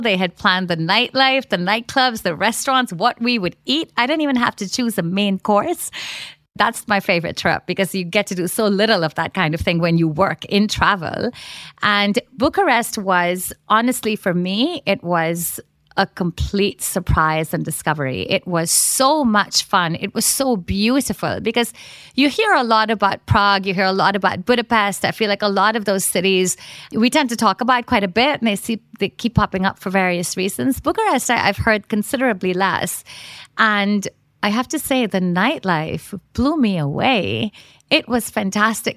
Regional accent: Mumbai, Maharashtra, India; moved away; also born or lived in London; Basically, I was born and raised in Bombay, which many people, of course, now know as Mumbai.

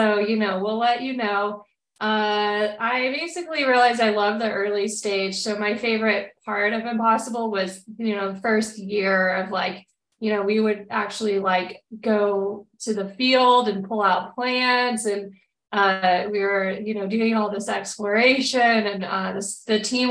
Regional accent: Texas, United States; I'm born and raised in Texas

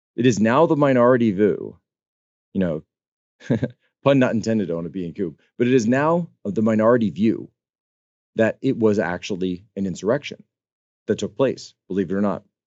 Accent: East Coast, United States; I come from the East Coast

